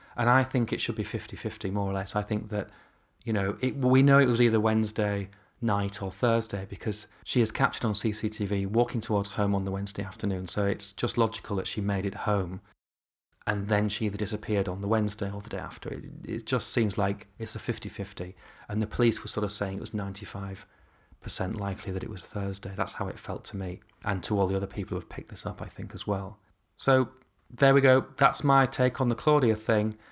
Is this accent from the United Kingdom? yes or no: yes; near York, Yorkshire and the Humber, United Kingdom; moved away; I grew up near York.